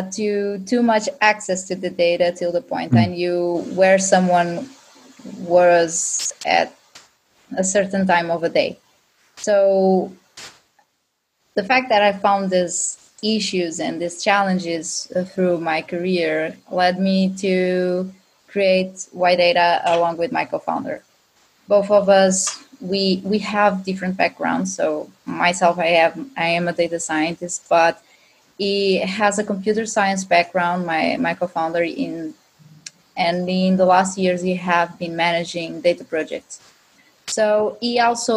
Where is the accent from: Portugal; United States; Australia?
Portugal; Azores; English is a second language; now in Lisbon, Portugal; I am Portuguese, and I've born in a small but amazing island from Azores.